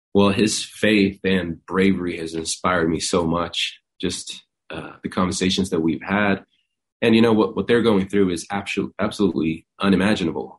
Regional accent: Sweden; also born or lived in Iceland; now in Nashville, United States; I was born in Iceland and um, grew up in Sweden

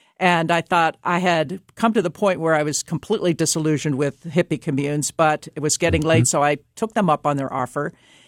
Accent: Maryland, United States; growing up in Maryland, graduating from high school in 1969

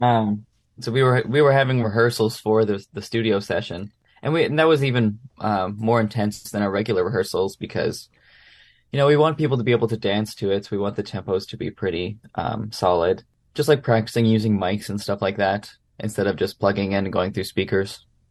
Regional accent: Brandon, Manitoba, Canada; I grew up in Brandon, Manitoba

